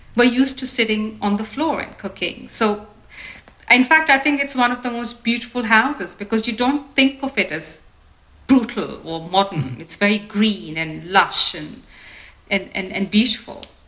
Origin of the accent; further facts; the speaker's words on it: India; as an Indian designer